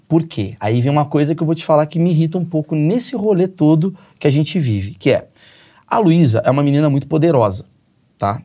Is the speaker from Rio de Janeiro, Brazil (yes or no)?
yes; Rio de Janeiro, Brazil; Vim do Grajaú, do Rio de Janeiro, porra, sem grana